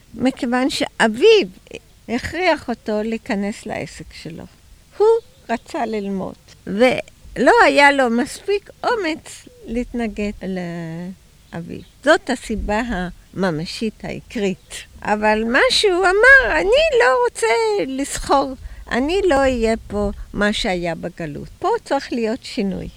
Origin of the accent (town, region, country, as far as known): Tel Aviv, Tel Aviv District, Israel; born or raised there